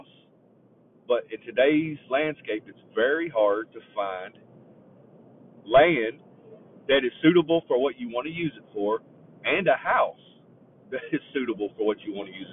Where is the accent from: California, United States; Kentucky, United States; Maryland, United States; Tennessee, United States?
Kentucky, United States; Raywick; moved away as an adult; I'm from Raywick, Kentucky